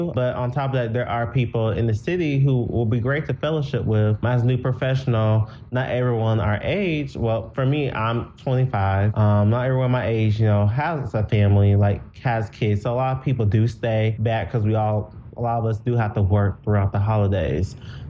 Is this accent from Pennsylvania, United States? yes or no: no; Gary, Indiana, United States; born there; So I was born in Gary, Indiana.